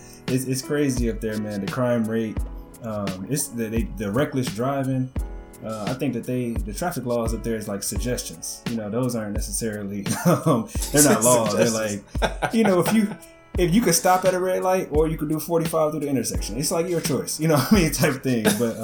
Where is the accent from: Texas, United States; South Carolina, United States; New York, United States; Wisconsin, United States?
Wisconsin, United States; Milwaukee; moved away; originally I'm from Milwaukee, Wisconsin, and it's just not, you know, the most productive city, man. It's kind of run down. It's kind of, there's a liquor store and a church on every corner type of thing. The roads are bad.